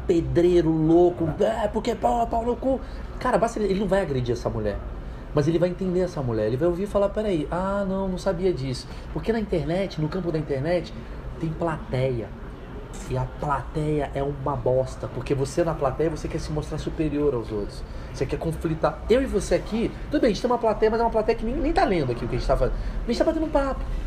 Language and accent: Portuguese; Brazil; como brasileiro, aqui no Brasil